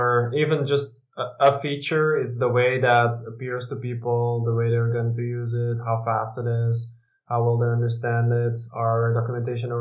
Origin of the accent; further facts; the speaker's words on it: Dutch-speaking part of Belgium, Flanders, Belgium; also born or lived in Westchester County, New York, United States / Leuven / Milan, Italy / Brussels; now in Antwerp, Belgium; I'm actually from the Dutch-speaking part